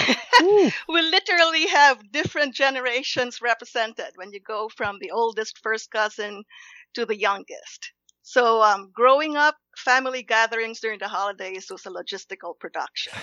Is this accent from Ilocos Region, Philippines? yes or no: no; Los Baños, Calabarzon, Philippines; moved away; I grew up in the Philippines. It's a college town called Los Baños